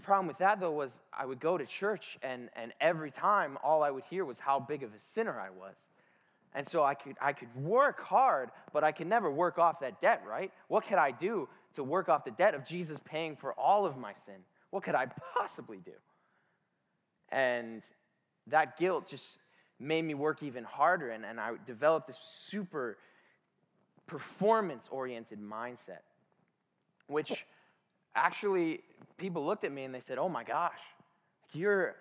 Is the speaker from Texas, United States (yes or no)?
no; Detroit, Michigan, United States; I grew up in Detroit, which by association makes me the most dangerous person in the room.